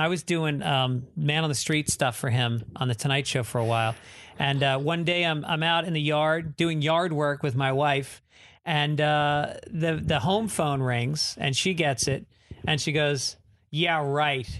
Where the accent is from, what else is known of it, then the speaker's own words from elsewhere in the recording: New York, United States; moved away; also born or lived in Boston; I'm from New York